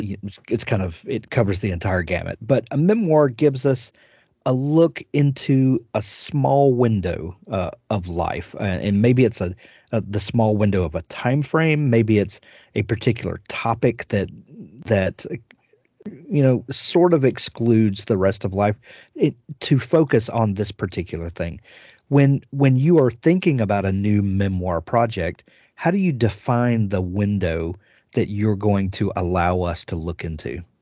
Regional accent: South Mississippi, United States; I'm from South Mississippi

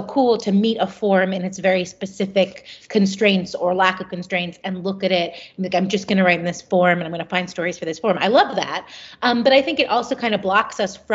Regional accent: Philadelphia, Pennsylvania, United States; growing up in Philadelphia. I really love Philadelphia because I think... Well, because it's my hometown

